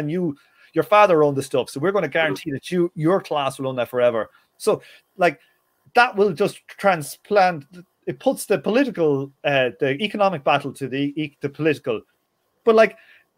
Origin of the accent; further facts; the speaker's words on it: Ireland; growing up in Ireland